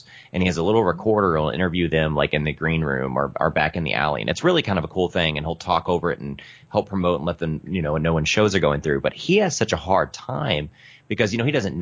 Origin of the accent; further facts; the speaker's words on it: Evansville, Indiana, United States; we're from the Midwest. We're in Evansville, Indiana